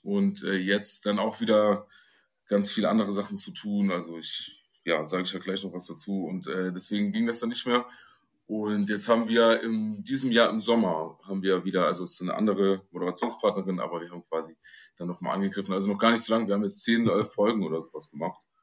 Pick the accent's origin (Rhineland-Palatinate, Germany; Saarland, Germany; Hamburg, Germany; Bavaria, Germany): Saarland, Germany; Dillingen; ich komme, wie gesagt, aus dem, aus dem New York Deutschlands, dem Saarland